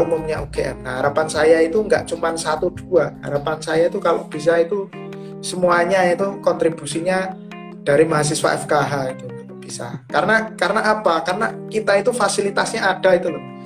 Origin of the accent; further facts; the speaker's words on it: Tulungagung, East Java, Indonesia; now in Yogyakarta, Indonesia; saya kan asalnya dari Tulungagung Jawa Timur